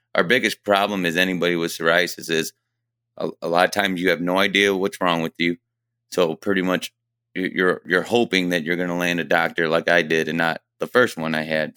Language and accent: English; Fremont, Ohio, United States; I was born and raised here in Fremont, Ohio